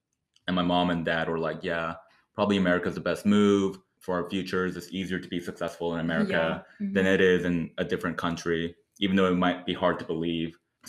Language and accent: English; Dallas, Texas, United States; also born or lived in South Korea / Seattle; now in Austin, United States; I was born in South Korea, and I moved to Seattle when I was about 5, and then I moved here to the Dallas area about 2 years later, and now I'm here.